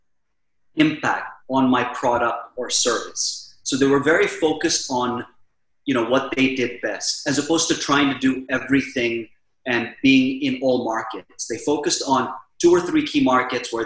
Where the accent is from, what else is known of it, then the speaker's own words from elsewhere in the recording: Philippines; also born or lived in Mumbai, India / Silicon Valley, United States; now in Dubai, United Arab Emirates; Prior to that, I was living in the Philippines